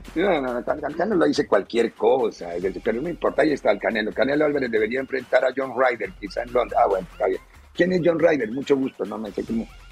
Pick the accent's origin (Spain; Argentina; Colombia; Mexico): Colombia; moved away; En mi país